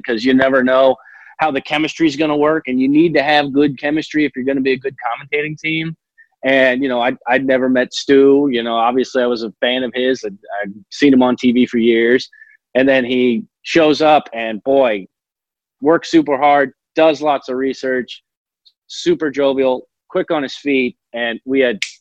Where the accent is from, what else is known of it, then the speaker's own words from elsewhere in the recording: Los Angeles, California, United States; now in Texas, United States; my hometown of Los Angeles, where my friends and family there